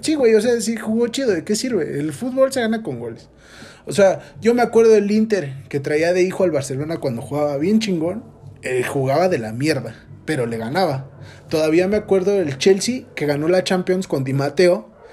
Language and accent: Spanish; Mexico; yo soy mexicano